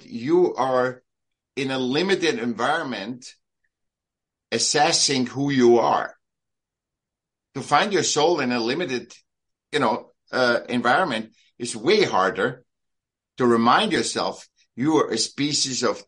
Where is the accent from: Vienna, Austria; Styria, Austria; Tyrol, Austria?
Vienna, Austria; I was born in Vienna